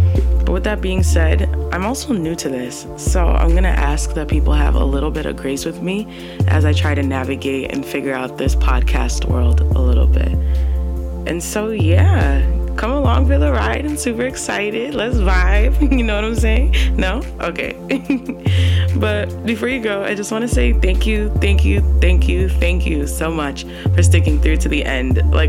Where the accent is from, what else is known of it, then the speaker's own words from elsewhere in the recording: Canada; Now, I'm 100% Ghanaian, okay, ethnic roots. I'm Canadian, maple syrup, but I'm also American as well.